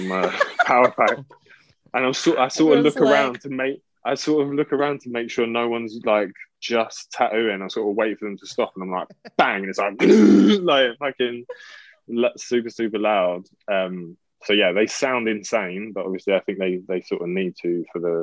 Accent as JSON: {"language": "English", "region": "London", "country": "United Kingdom", "said": "I'm from Southeast London"}